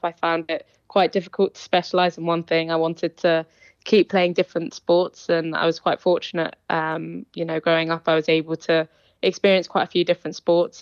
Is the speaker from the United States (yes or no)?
no; Isle of Man; We grew up in the Isle of Man